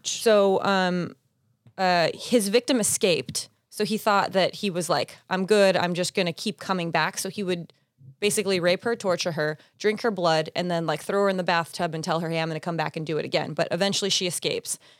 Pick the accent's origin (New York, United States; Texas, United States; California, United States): California, United States; Pasadena; I grew up in Pasadena